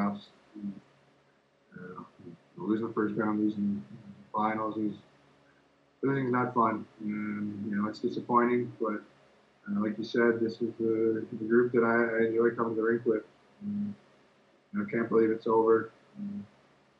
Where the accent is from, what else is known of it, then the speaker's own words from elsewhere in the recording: Winnipeg, Manitoba, Canada; moved away; my hometown in Winnipeg